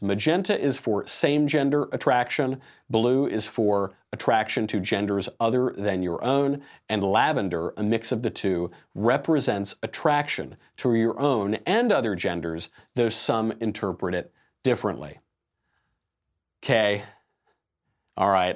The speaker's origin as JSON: {"language": "English", "region": "New York", "country": "United States", "said": "I'm from New York"}